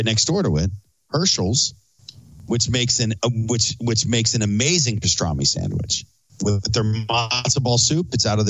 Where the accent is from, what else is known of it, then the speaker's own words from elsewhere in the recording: Philadelphia, Pennsylvania, United States; I'm from Philly.